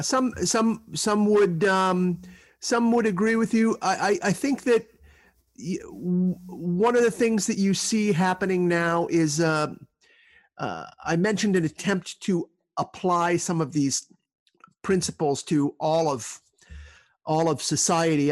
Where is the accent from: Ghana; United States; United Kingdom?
United States; Northeast; I grew up in the Northeast